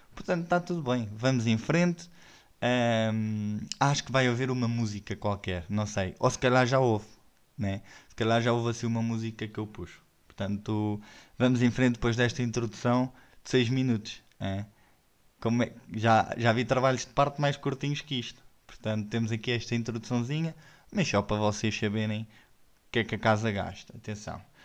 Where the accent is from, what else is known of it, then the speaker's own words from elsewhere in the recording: Odivelas, Lisbon, Portugal; eu sou nascido e criado em Odivelas